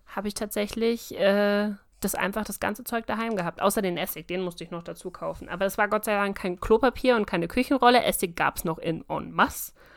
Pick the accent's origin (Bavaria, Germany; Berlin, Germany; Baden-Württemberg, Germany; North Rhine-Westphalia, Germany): Bavaria, Germany; ich bin kein richtiger Bayer